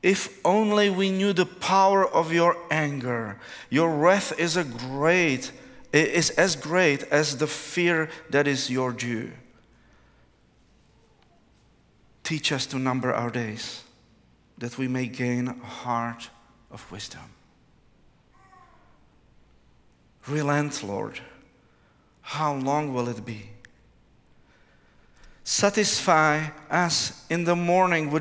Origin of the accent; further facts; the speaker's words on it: Prague, Czechia; English is a second language; I come from Prague, Czech Republic, which is in Central Europe